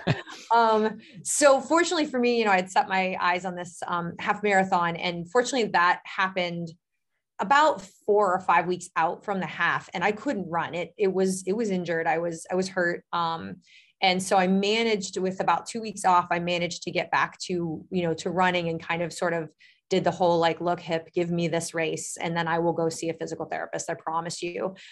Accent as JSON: {"language": "English", "town": "Medina", "region": "Ohio", "country": "United States", "said": "I am actually, uh, from Medina, Ohio, which is about a half hour south of Cleveland"}